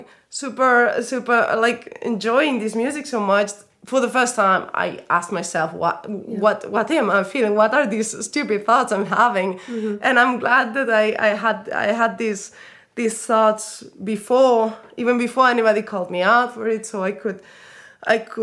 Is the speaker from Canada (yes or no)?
no; Spain; now in Berlin, Germany; I come from Spain. I grew up in Spain. All my whole family is Spanish.